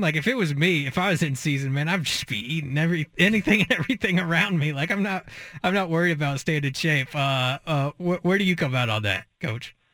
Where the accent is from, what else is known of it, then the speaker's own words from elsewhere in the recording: McMinnville, Oregon, United States; I'm from McMinnville